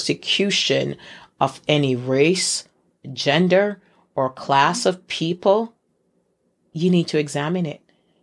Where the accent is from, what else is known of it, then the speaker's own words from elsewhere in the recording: Jamaica; I'm from Jamaica